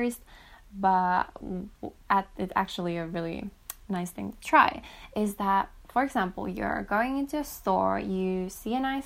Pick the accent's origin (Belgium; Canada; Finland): Finland; my home country, for example, in Finland